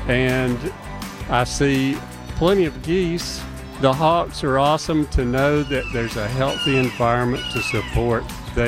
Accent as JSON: {"language": "English", "town": "Mableton", "region": "Georgia", "country": "United States", "said": "I'm from Mableton."}